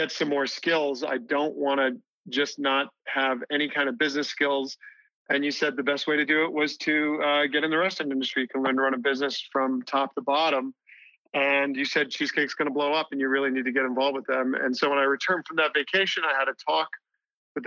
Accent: Boston, Massachusetts, United States; moved away as an adult; I was from Boston.

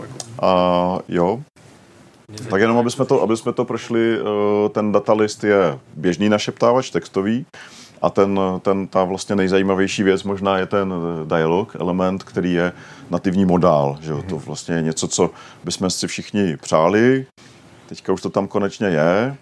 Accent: Czechia; my Češi

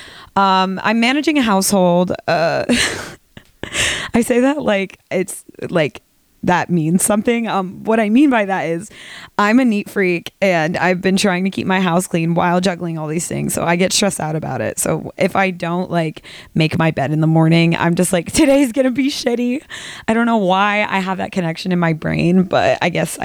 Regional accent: Midwest, United States; I'm from the Midwest

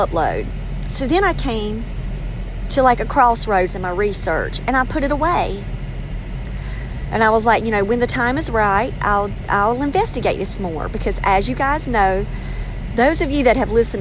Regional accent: North Carolina, United States; accent: North Carolina; I sound like I'm from North Carolina

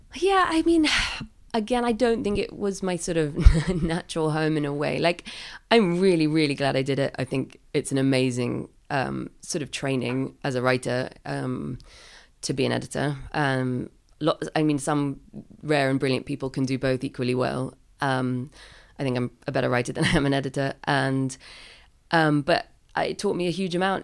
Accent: London, United Kingdom; I grew up in London

